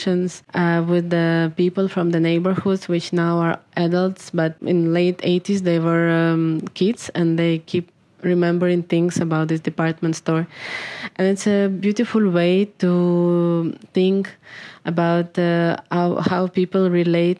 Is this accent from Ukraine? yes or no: yes; Ukraine; I'm a filmmaker from Ukraine.